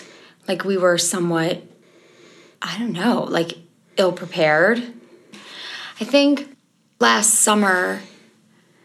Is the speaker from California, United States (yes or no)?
no; Chicago, Illinois, United States; I'm from Chicago, Illinois